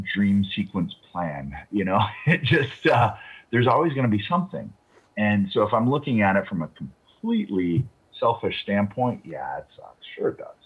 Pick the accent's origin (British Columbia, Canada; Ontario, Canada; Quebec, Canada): Ontario, Canada; Toronto; I hadn't been back in Toronto for two years